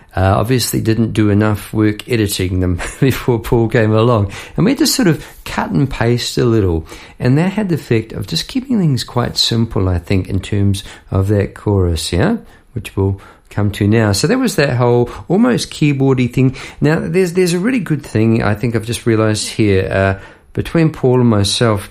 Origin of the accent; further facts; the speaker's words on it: New Zealand; as a New Zealander